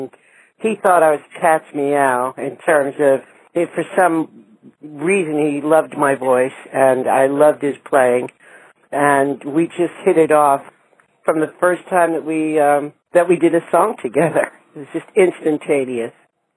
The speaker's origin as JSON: {"language": "English", "town": "New York City", "region": "New York", "country": "United States", "tie": "born or raised there", "said": "I grew up in Manhattan"}